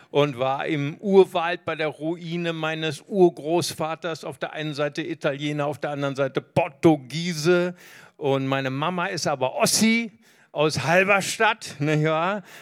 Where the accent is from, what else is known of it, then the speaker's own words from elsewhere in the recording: Recife, Pernambuco, Brazil; born there; Ich bin geboren in Brasilien, in Recife.